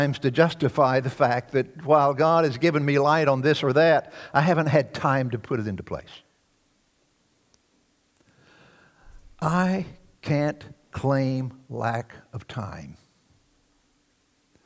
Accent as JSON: {"language": "English", "region": "Deep South", "country": "United States", "tie": "born or raised there", "said": "the years that I grew up in the Deep South"}